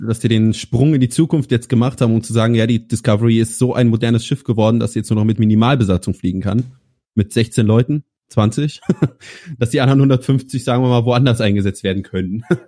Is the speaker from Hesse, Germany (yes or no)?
yes; Kassel, Hesse, Germany; ich komme aus Kassel, aus dem wunderschönen Kassel